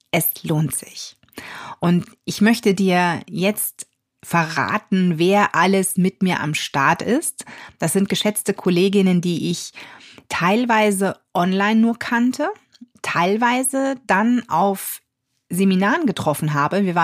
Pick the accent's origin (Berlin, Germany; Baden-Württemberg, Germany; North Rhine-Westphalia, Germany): North Rhine-Westphalia, Germany; Ich komme aus der Nähe von Düsseldorf, also für mich ist die Anreise jetzt auch nicht direkt um die Ecke